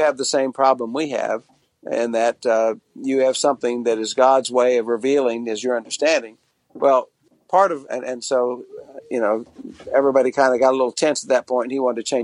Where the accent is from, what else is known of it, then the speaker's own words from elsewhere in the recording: Tulsa, Oklahoma, United States; I was born in Tulsa, Oklahoma in 1950 into a Protestant family